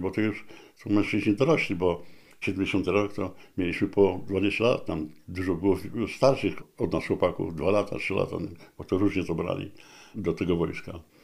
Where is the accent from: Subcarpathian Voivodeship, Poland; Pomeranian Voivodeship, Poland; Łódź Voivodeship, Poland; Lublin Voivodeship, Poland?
Pomeranian Voivodeship, Poland; Gdańsk; moved away as an adult; also born or lived in Katowice; jestem z Gdańska